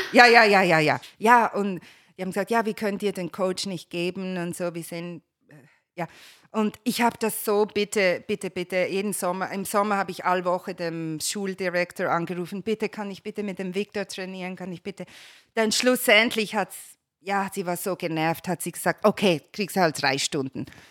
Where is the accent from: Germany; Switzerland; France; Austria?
Switzerland; Basel, Basel-Stadt; moved away as an adult; also born or lived in Geneva; now in Los Angeles, United States; als Kind in Basel bin ich im Kinderzirkus aufgewachsen.